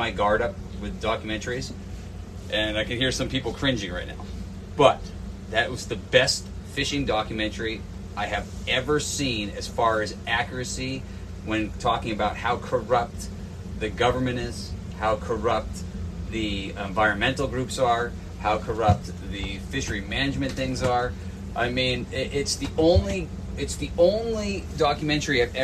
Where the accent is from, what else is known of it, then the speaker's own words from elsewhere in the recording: New England, United States; I grew up in New England